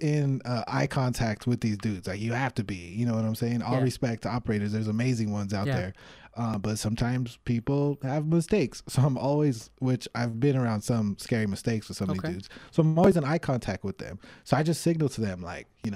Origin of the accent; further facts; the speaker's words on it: Los Angeles, California, United States; I'm from Los Angeles, California, originally. I moved back and forth between Alhambra and El Sereno